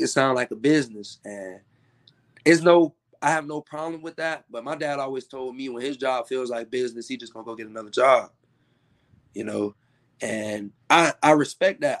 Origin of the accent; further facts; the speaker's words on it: Tallahassee, Florida, United States; I'm from Tallahassee.